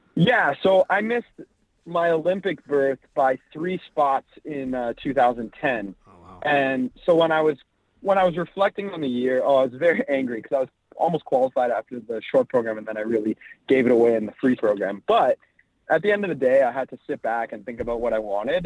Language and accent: English; Toronto, Ontario, Canada; also born or lived in Los Angeles; So I was born in Toronto, Canada, and that's where I try and stay based out of. I yeah. spend quite a bit of time in LA as well, but um, growing up, I was here in Toronto